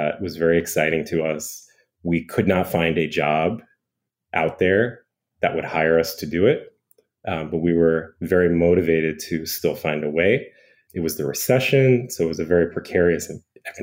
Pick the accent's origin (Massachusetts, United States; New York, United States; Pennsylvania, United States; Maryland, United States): Maryland, United States; Bethesda; also born or lived in Portland, Oregon; now in Washington, D.C., United States; I was born in Washington, D.C., as was my brother Brandon, and grew up in Bethesda, Maryland